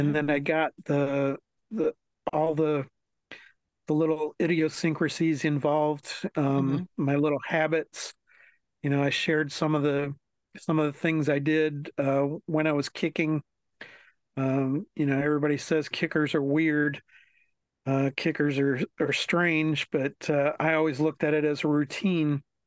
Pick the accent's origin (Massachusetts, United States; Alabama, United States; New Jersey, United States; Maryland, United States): Maryland, United States; New Carrollton; growing up in Maryland, uh, right outside of DC.